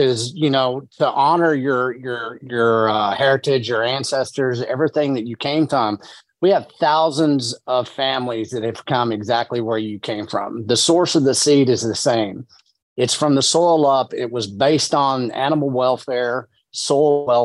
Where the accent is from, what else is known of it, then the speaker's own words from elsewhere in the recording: West Texas, United States; I'm from West Texas, you know, the Llano Estacado.